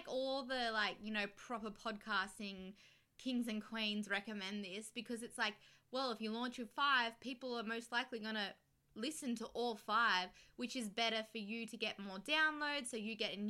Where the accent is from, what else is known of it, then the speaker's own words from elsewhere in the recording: Australia; because we're Australian.